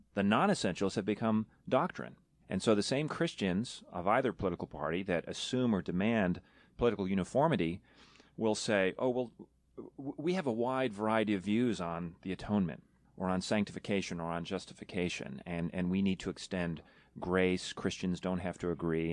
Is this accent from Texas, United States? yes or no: no; New York, United States; moved away; I'm from New York originally